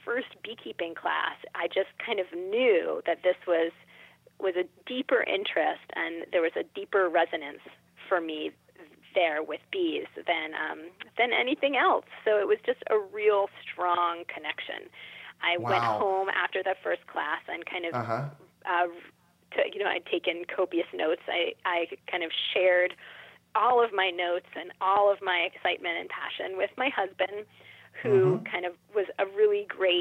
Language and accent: English; Philadelphia, Pennsylvania, United States; I grew up in Philadelphia, which is obviously an urban environment, but there's real healthy amount of natural spaces and natural wilds here in Philadelphia, too